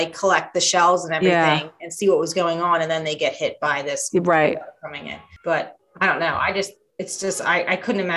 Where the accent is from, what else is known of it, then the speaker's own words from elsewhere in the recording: New Jersey, United States; I grew up in Jersey